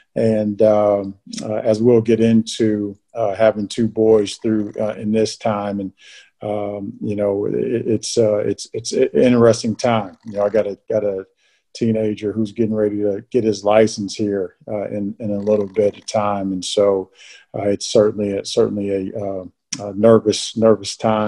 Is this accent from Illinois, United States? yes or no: yes; Rantoul, Illinois, United States; also born or lived in Tacoma, Washington / England / California; I was born in Tacoma, Washington, and stayed there for just a little bit, then lived in England, lived in California, lived Illinois. I call Rantoul, Illinois, home.